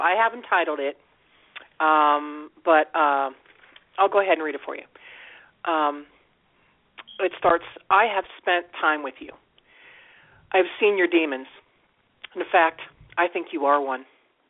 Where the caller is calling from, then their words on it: Steubenville, Ohio, United States; I'm calling from Ohio.